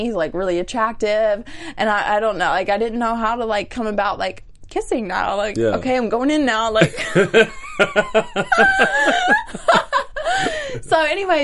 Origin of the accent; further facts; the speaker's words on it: Arkansas, United States; moved away as an adult; now in Los Angeles, United States; my hometown in the South